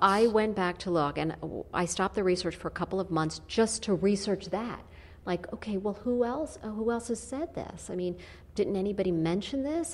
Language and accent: English; Yonkers, New York, United States; I grew up in Yonkers